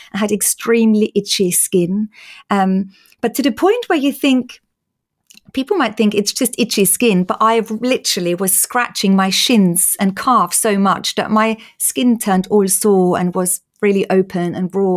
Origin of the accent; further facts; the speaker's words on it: Austria; moved away; in case people are wondering about my accent. I'm Austrian